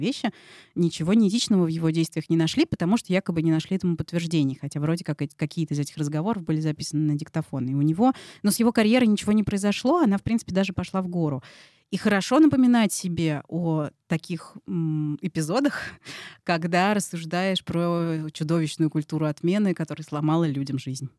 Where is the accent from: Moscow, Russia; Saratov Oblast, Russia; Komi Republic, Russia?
Moscow, Russia; как я, москвичка э, привилегированная